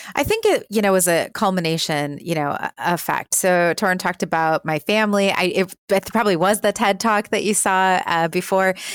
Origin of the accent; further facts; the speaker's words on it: Milwaukee, Wisconsin, United States; we started a company called Birth Coach Milwaukee, which is my hometown